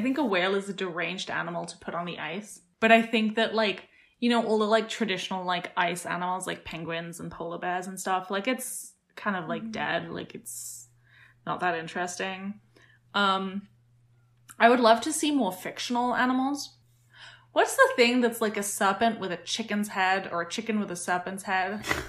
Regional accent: United Kingdom; as a British person now

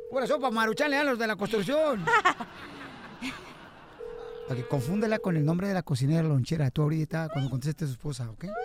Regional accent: Mexico; now in United States; Yo, yo soy de México.

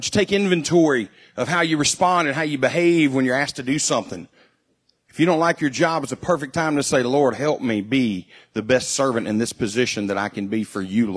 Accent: United States; as an American

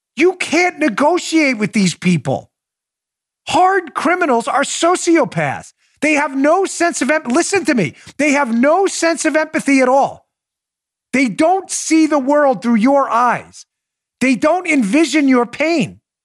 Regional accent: New York City, New York, United States; moved away; I grew up in New York City

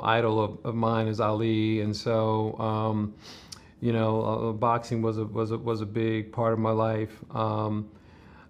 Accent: New York City, New York, United States; Growing up in New York and the Bronx

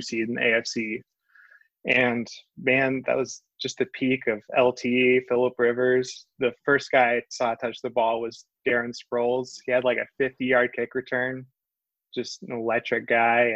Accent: Northwest Georgia, United States; I'm originally from Northwest Georgia

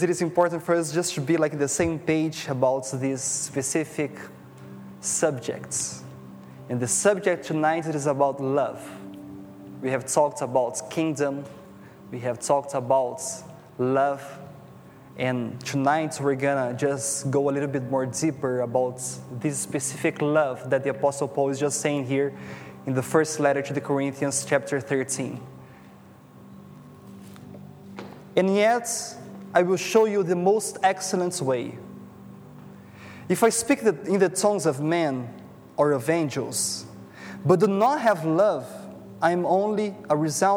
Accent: Brazil; English is a second language; moved away as an adult; now in Toronto, Canada; I'm from Brazil, and my wife and I, we have moved here like 1 year ago

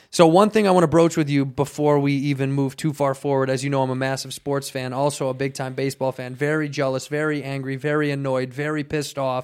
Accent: Chicago, Illinois, United States; now in Southern California, United States; Chicago, my hometown

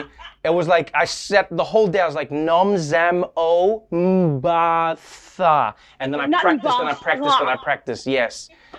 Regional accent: South Africa; But as a South African, there's such a big process behind, like, you had to go to get a visa and everything, right?

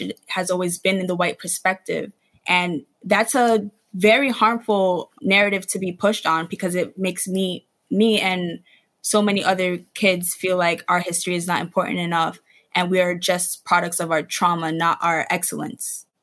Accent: New York City, New York, United States; I grew up in the Bronx. I've always gone to school in the Bronx until high school

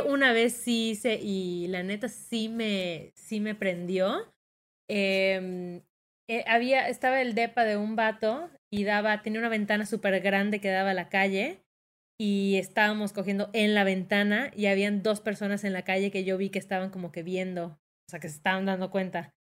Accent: Yucatán, Mexico; accent: Yucatecan; salió mi acento más yucateco que nunca

